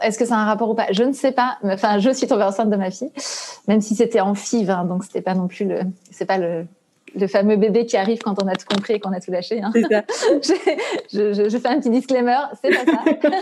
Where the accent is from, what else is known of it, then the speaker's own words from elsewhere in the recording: Brittany, France; moi, je suis bretonne